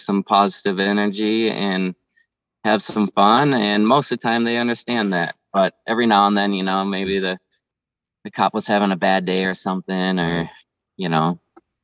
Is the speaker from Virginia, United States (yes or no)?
no; Minnesota, United States; moved away; I'm originally from Minnesota